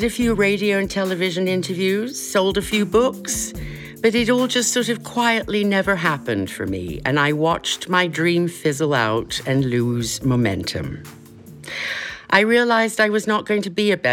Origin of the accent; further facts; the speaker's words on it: Kenya; moved away; growing up in Kenya